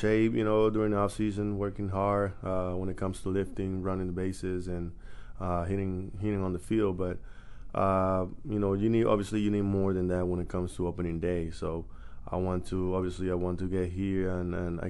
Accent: Venezuela; moved away as an adult; my hometown in Venezuela

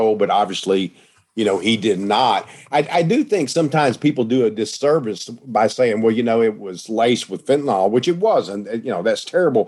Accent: East Texas, United States; I was with my niece, and we're both from East Texas

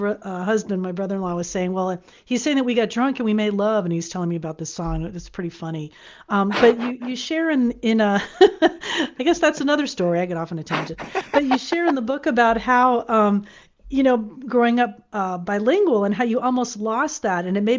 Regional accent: South Florida, United States; moved away as an adult; now in California, United States; I grew up in South Florida, so I was always around, Hispanic culture and all of that.

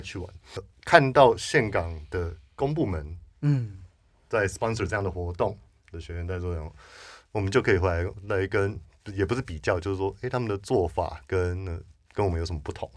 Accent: United States; moved away as an adult; now in Taiwan; 像我是在那个，呃，美国长大的，是。我二十几岁搬来台湾

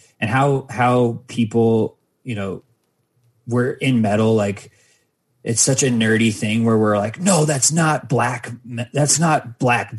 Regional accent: Mesa, Arizona, United States; my hometown, Mesa, Arizona

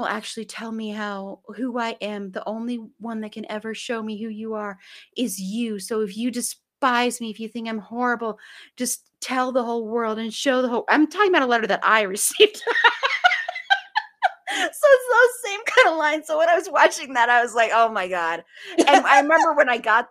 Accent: Colorado, United States; we are both from Colorado

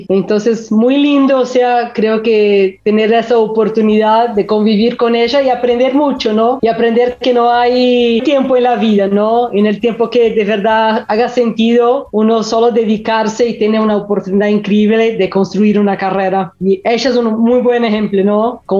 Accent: São Paulo, Brazil; Spanish is a second language; Yo soy brasileña, nací en São Paulo y he vivido acá toda mi vida

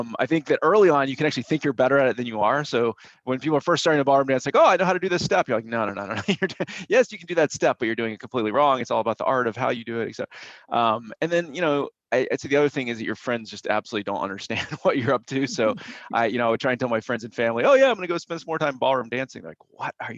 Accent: Atlanta, Georgia, United States; I grew up in Atlanta, Georgia

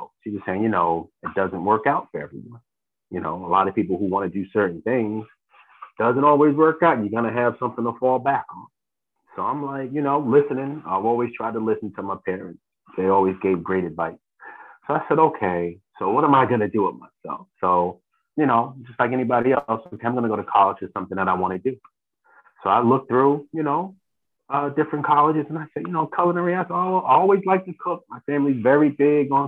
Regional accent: Jersey City, New Jersey, United States; born and raised in Jersey City, love my city.

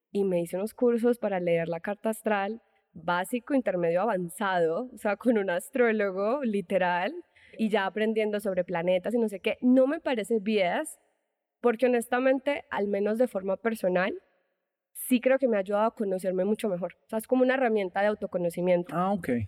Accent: Medellín, Antioquia, Colombia; now in Mexico City, Mexico; soy colombiana, paisa de Medellín. Uh. si el acento no, no se me nota, por favor, no me odien mis paisas

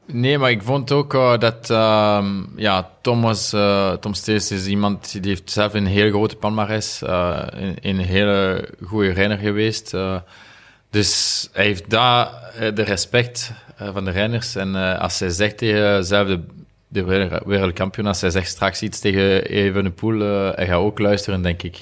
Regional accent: Remouchamps, Wallonia, Belgium; Dutch is a second language; moved away; ik ben van Remouchon en de, de rivier uh, Amblève noemt, ze, is, is daar. Dus als jonge gast, we gingen altijd vissen

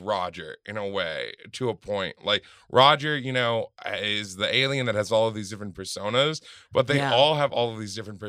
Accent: Germany; born there; I was born in East Germany.

